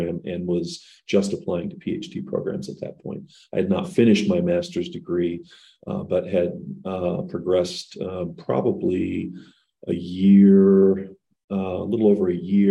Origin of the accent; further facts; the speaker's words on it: Boulder, Colorado, United States; moved away as an adult; also born or lived in Baltimore; I grew up in Boulder, and so Boulder was my hometown.